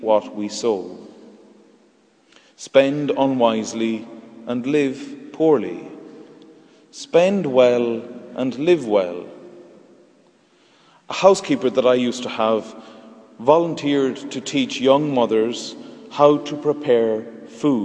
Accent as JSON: {"language": "English", "country": "Ireland", "said": "Our perception as Irish people in 2011 is formed by our time and place"}